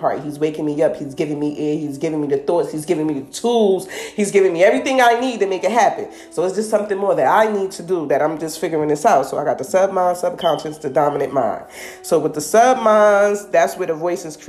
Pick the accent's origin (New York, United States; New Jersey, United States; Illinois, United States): New Jersey, United States; I'm from New Jersey, so this is like my New Jersey community reality